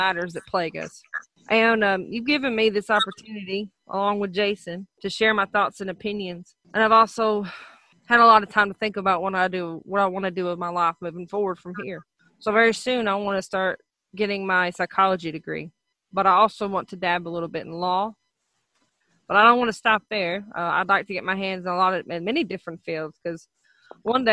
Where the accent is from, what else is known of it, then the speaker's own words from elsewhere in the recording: Athens, Alabama, United States; moved away as an adult; also born or lived in Huntsville, Alabama / East Tennessee; now in Ohio, United States; I grew up in a town called Athens, Alabama. I was born in Huntsville, and I was raised between the counties of Madison and Limestone